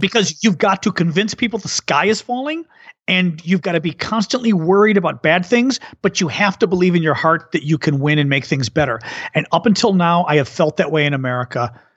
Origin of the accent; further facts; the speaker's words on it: United States; also born or lived in France; as an American who likes languages